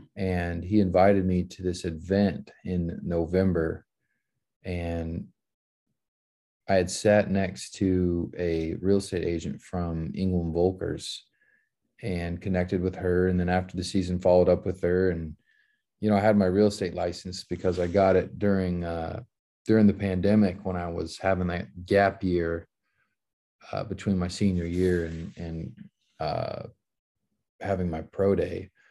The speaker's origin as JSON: {"language": "English", "town": "Dallas", "region": "Texas", "country": "United States", "tie": "born or raised there", "said": "back home playing for my hometown team"}